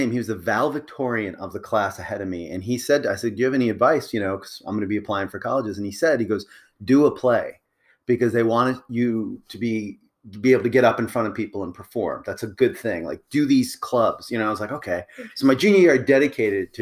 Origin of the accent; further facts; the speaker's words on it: Long Island, upstate New York, United States; moved away as an adult; also born or lived in Buffalo, New York / Rochester, New York / Albany, New York; now in Atlanta, United States; I was born in Long Island. I lived in upstate New York, Buffalo, Rochester, Albany